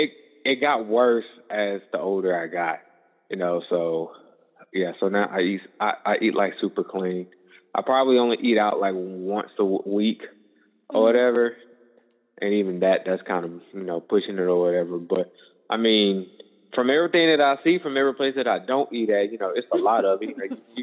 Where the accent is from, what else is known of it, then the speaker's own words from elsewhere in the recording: Atlanta, Georgia, United States; moved away as an adult; now in Houston, United States; I'm originally from Atlanta, but at the moment, I'm in Houston. I'm 28.